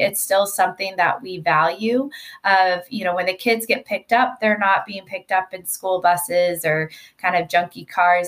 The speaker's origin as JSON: {"language": "English", "region": "Georgia", "country": "United States", "also_born_or_lived": "Washington, D.C.", "moved": "as an adult", "lives_now": "California, United States", "said": "I am from Georgia"}